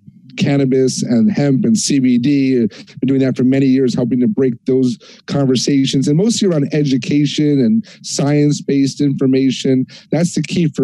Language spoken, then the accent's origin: English; New York, United States; being a New Yorker myself